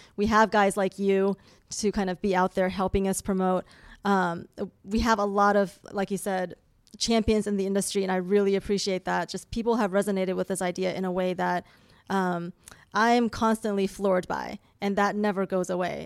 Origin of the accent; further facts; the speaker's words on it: China; moved away; I love China, and, I, and, it's my home country